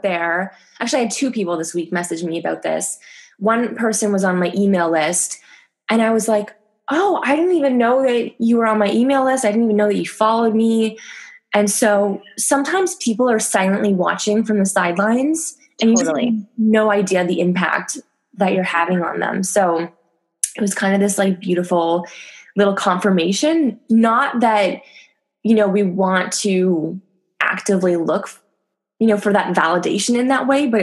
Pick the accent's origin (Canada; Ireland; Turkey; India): Canada; now in France; I'm Canadian, but I've been there for a decade